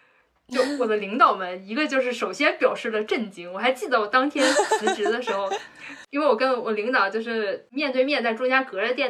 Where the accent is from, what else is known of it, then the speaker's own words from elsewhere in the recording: Beijing, China; moved away as an adult; also born or lived in Hong Kong; 在我长到二十四岁之前，我一直都生活在北京。